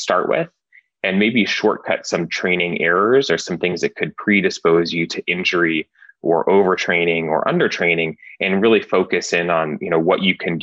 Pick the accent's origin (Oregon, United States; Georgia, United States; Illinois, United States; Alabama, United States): Oregon, United States; so I grew up in Oregon